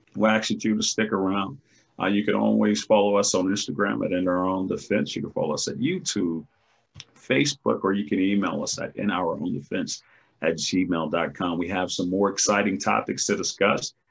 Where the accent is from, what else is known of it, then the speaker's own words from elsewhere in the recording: United States; We as an American people